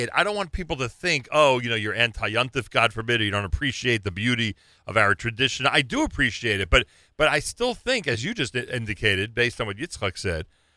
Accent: New York, United States; we're from New York

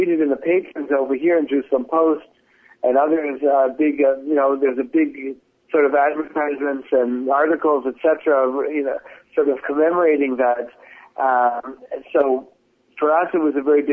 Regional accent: Toronto, Ontario, Canada; moved away as an adult; now in Israel; I'm a Canadian originally, I'm from Toronto

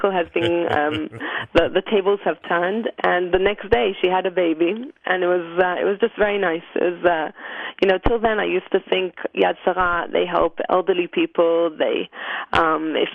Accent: Jerusalem, Jerusalem District, Israel; Uh, Jerusalem.

